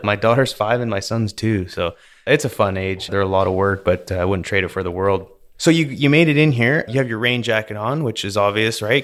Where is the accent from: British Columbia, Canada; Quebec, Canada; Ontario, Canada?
British Columbia, Canada; Vernon; moved away as an adult; also born or lived in Calgary, Alberta; now in Houston, United States; So I was born in Calgary, and then when I was five, I moved out close to Vancouver, and then I was raised there, which, if anyone's familiar with British Columbia, I was raised in Vernon, British Columbia.